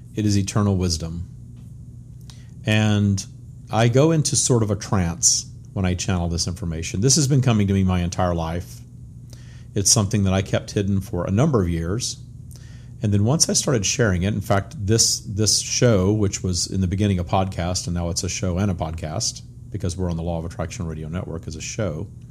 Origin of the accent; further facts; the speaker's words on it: Louisiana, United States; I grew up in the 70s and 80s in small town Louisiana, very Bible Belt, very much ruled by the First Baptist Church, my hometown